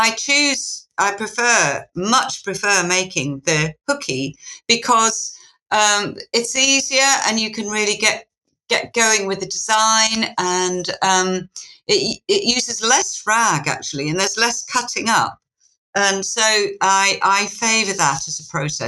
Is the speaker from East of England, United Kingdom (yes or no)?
no; Yorkshire and the Humber, United Kingdom; I come from Yorkshire